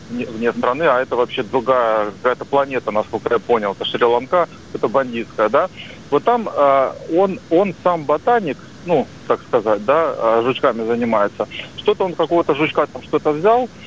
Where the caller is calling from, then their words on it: Rostov-on-Don, Rostov Oblast, Russia; я из Ростова-на-Дону, риэлтор.